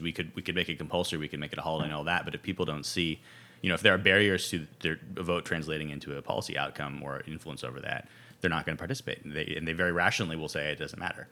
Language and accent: English; California, United States; moved away as an adult; also born or lived in Ohio / Brooklyn, New York; I'm originally from California, went to school in Ohio, and, uh, undergrad in Ohio, and then I lived in Brooklyn for for ten years